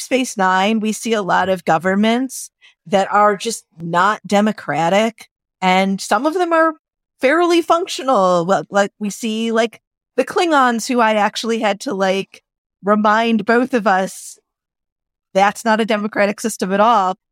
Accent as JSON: {"language": "English", "region": "Illinois", "country": "United States", "said": "my home state of Illinois"}